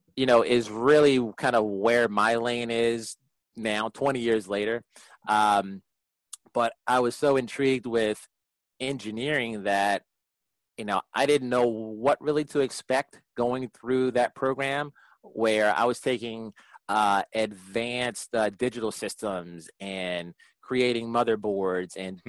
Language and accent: English; Prince George's County, Maryland, United States; also born or lived in Washington, D.C.; I, was born in D.C., raised in Prince George's County, just outside of D.C.